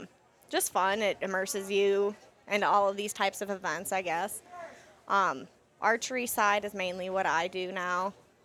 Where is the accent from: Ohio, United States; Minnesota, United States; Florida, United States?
Minnesota, United States; I grew up in Minnesota, recently moved to Wisconsin